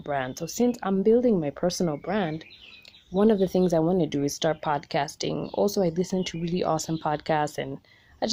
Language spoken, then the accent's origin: English; Kenya